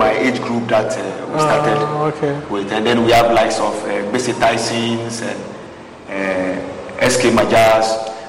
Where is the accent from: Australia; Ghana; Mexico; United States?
Ghana; Accra, Greater Accra; moved away as an adult; also born or lived in Teshie / France / Scotland / Israel; I was born in Jamestown.